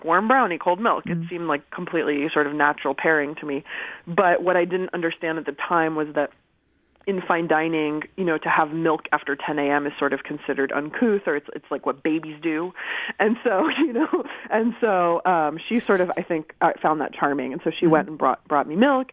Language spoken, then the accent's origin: English; Southern California, United States; also born or lived in Berkeley, California; my family's from Iran, and I grew up in Southern California, and I moved to Berkeley to attend college.